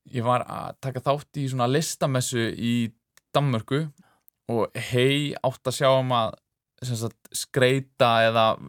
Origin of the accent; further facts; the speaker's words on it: Reykjavík, Capital Region, Iceland; ég elst upp í Reykjavík